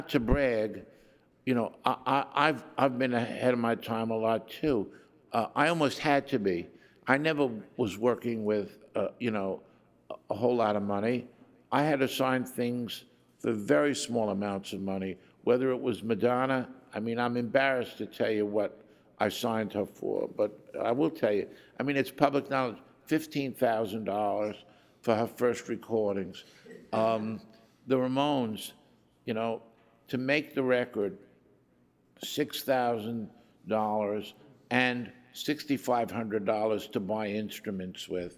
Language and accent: English; New York City, New York, United States; we're both from Brooklyn.